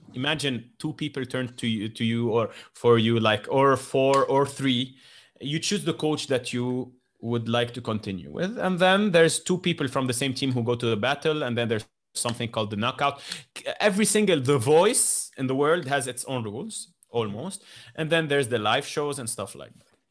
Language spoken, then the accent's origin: English; Lebanon; I come from Lebanon